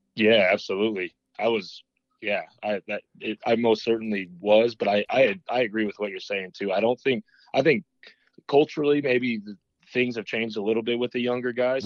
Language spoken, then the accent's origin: English; Boulder, Colorado, United States; moved away as an adult; also born or lived in Lincoln, Nebraska; I was from Boulder.